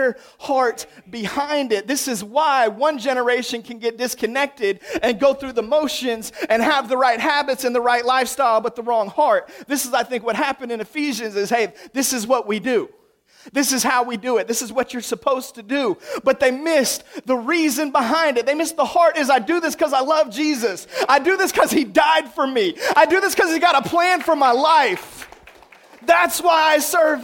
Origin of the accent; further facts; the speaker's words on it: the South, United States; that's how we do it in the South